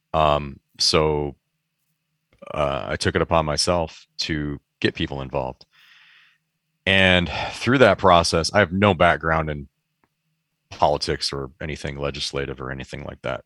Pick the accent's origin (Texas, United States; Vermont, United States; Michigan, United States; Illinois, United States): Michigan, United States; moved away as an adult; also born or lived in Chicago; now in San Francisco Bay Area, United States; I grew up in Michigan for I think still most of my life, or maybe it's about even now, twenty-some years in Michigan